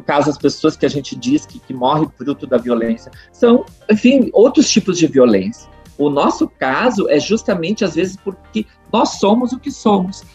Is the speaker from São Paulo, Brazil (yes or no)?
no; Montenegro, Rio Grande do Sul, Brazil; moved away as an adult; also born or lived in Porto Alegre / Brasília; eu nasci e me criei na Timbaúva